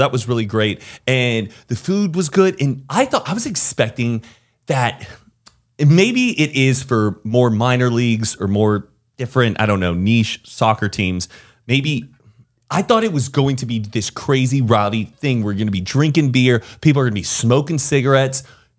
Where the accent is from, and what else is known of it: United States